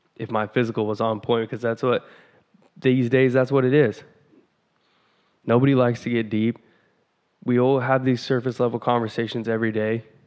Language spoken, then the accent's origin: English; Vancouver, Washington, United States; I'm from Vancouver, Washington